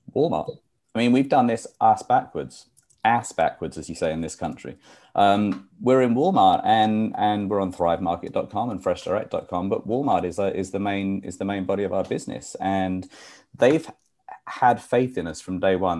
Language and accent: English; United Kingdom; moved away as an adult; now in New York, United States; I'm a New Yorker because I've been here for 23 years. But um, I'm originally from the UK.